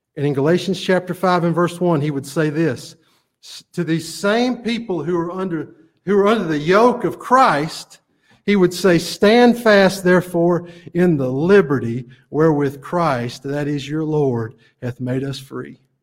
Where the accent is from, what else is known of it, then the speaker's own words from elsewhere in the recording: Chelsea, Alabama, United States; I'm from Chelsea. I went to Alabama.